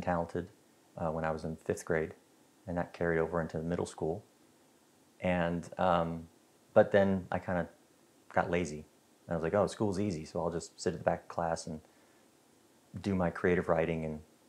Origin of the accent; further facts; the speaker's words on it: North Pole, Alaska, United States; moved away as an adult; also born or lived in Iceland; I grew up in North Pole, Alaska